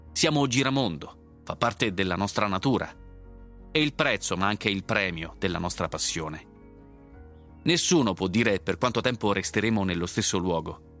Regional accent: Sicily, Italy; Dal 2019 sono tornato a vivere in Sicilia, con la cocciuta convinzione di fare qualcosa di buono per la mia terra.

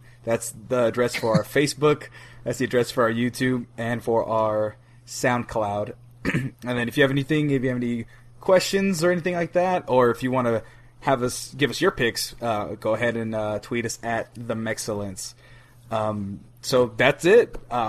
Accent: United States; but America is taking it all, because I'm from America.

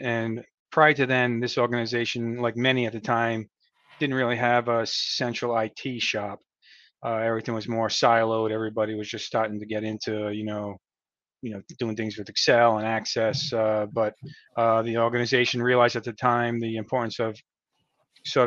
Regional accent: Rhode Island, United States; also born or lived in Connecticut / Massachusetts; I was born and raised in Rhode Island. I've lived here pretty much my whole life

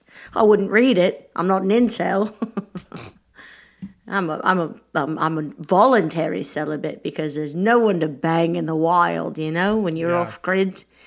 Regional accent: Australia; also born or lived in England, United Kingdom; I think it was clear the whole time. I'm from Australia.

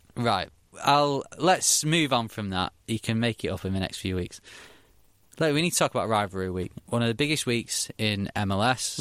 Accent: Manchester, North West England, United Kingdom; I come from Manchester, so it's Man United and City or Man United and Liverpool

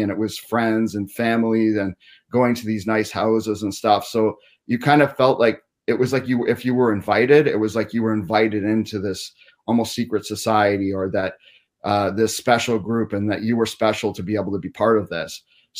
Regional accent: Cobourg, Ontario, Canada; also born or lived in Cornwall / Hollywood; Yeah, I was born in Cornwall, Ontario, kind of near Montreal. And then I grew up just in a suburb of Toronto, a small town called Cobourg.

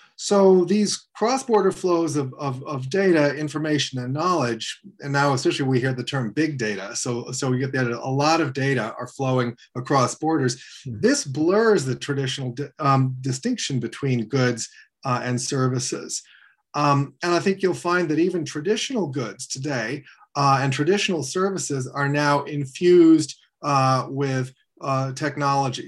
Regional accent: Washington, District of Columbia, United States; I grew up in Washington, D.C.

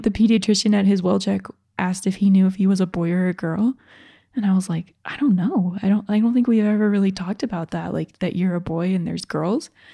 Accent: Georgia, United States; I'm from Georgia

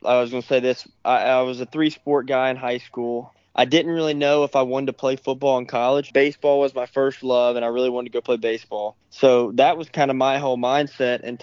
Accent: Samford, Alabama, United States; also born or lived in Senatobia, Mississippi; go back to my hometown and go play for Samford for 2 years

